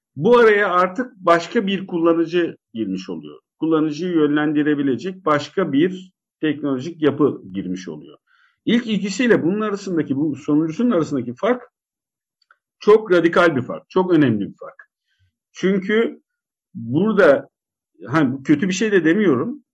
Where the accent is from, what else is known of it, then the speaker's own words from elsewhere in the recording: Karabük, Karabük Province, Turkey; also born or lived in Zonguldak; Benim çocukluğumda ben Karabük'te büyüdüm. Ee, Zonguldak'ta geçen ilk 5-6 seneden sonra Karabük'te büyüdüm